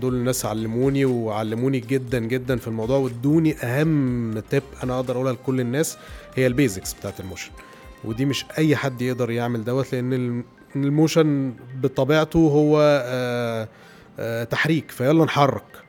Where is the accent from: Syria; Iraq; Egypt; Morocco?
Egypt; Alexandria, Alexandria Governorate; moved away as an adult; also born or lived in Cairo; وأنا اسكندراني